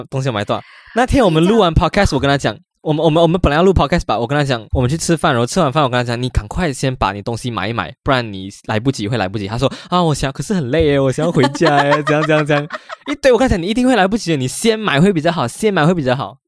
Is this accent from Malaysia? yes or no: yes; Malaysia; moved away as an adult; now in Taiwan; 我第一次回去我来台湾读书，读两年，然后我第一次回家